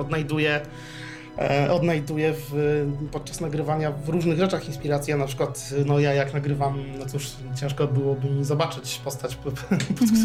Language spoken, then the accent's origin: Polish; Poland; jestem z Polski